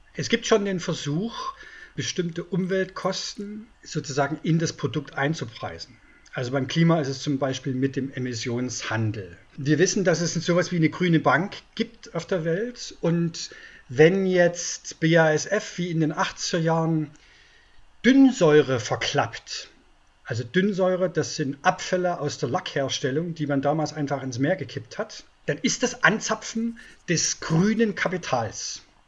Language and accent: German; Brandenburg, Germany; Ich bin Brandenburger